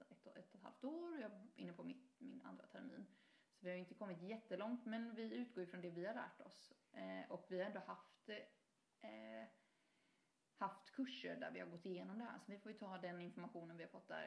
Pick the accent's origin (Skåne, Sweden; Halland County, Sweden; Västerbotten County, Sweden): Halland County, Sweden; Haverdal; där jag är från, Haverdal, ja. eh, som är, ligger lite utanför Halmstad